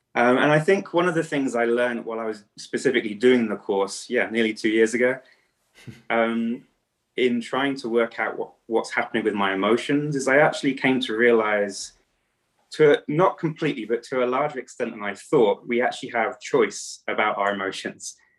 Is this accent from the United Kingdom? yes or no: yes; England, United Kingdom; moved away as an adult; now in Romania; I am from England, but actually living in Romania. I've been living in Romania for over ten years.